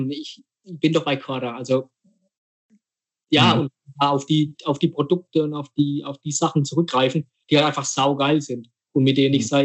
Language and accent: German; Rhineland-Palatinate, Germany; großes Fußballidol von mir als Pfälzer, ich meine, ist ja klar, ist, ist äh, Fritz Walder.